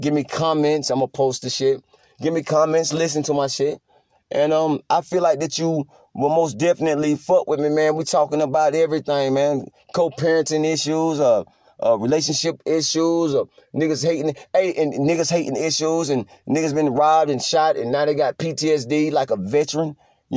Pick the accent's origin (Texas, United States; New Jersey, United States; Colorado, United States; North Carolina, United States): North Carolina, United States; I'm from North Carolina